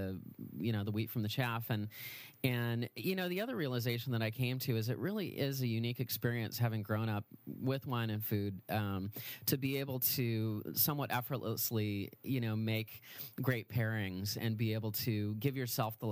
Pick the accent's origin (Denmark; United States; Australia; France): United States; Napa Valley, California; born and raised in the Napa Valley